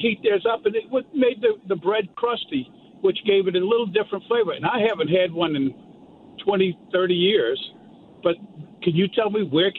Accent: Covington, Louisiana, United States; we're from Covington

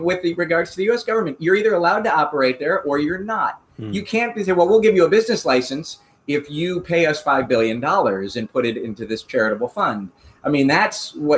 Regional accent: United States; now in Singapore; I'm an American, but I'm not in the U.S.

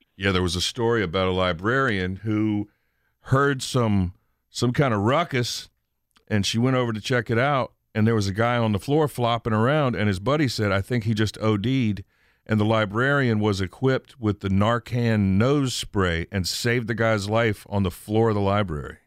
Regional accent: United States; library that I went to when I was a kid on the Eastern Shore

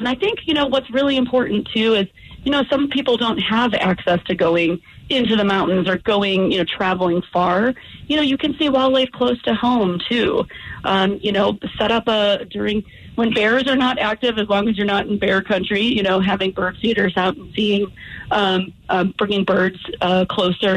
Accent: Midwest, United States; now in Colorado, United States; I'm from the Midwest

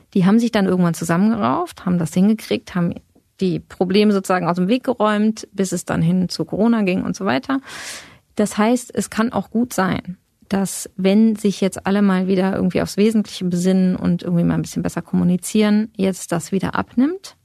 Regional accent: western Germany, Germany

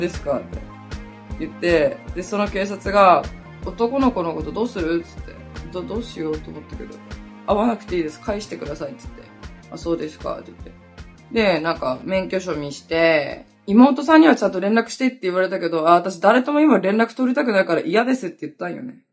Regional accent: Hokkaido, Japan; now in Okinawa, Japan; 私北海道出身なんだけど、沖縄に来た時に

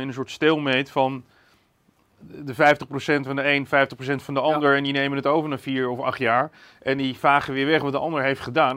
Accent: Netherlands; als Nederlanders

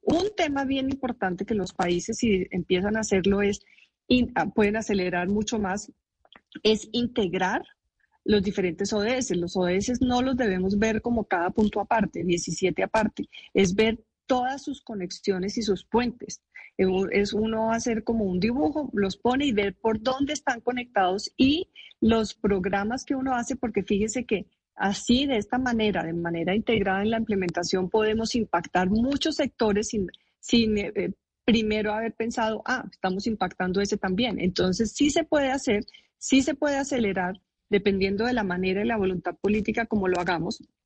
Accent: Colombia; soy orgullosa como colombiana de que hayan surgido en Colombia

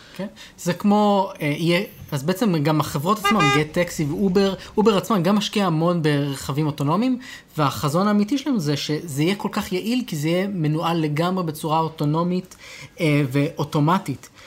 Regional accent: Israel; אצלנו בישראל

